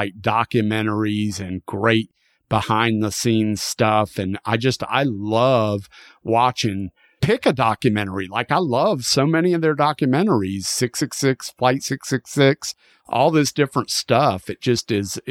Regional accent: the South, United States; I grew up in the South

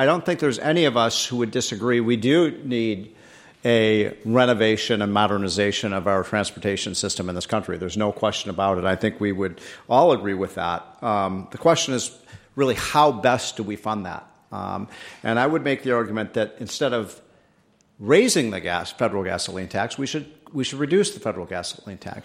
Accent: Illinois, United States; In Illinois, my home state

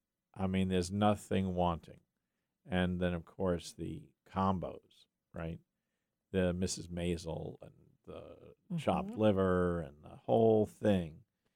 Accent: Yonkers, New York, United States; I'm from Yonkers, New York.

